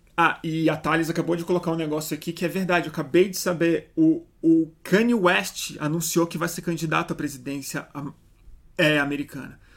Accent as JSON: {"language": "Portuguese", "country": "Brazil"}